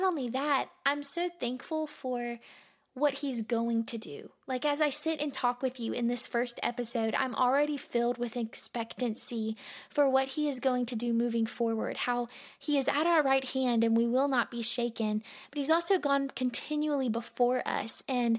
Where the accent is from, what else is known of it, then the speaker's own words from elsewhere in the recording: Monroe, Louisiana, United States; born there; also born or lived in Mississippi / Alabama / Florida; now in Lynchburg, United States; So I was born in Monroe, Louisiana, but I have lived in Mississippi, I've lived in Alabama, I've lived in Florida.